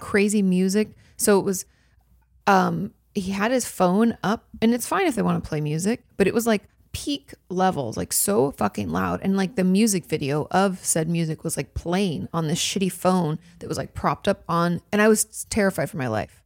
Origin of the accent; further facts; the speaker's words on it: California, United States; moved away as an adult; now in Texas, United States; I'm from California